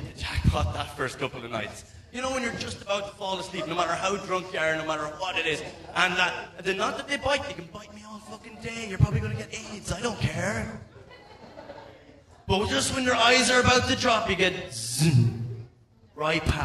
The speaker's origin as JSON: {"language": "English", "country": "Ireland", "accent": "Irish", "moved": "as an adult", "lives_now": "South Korea", "said": "this is a real Irish accent."}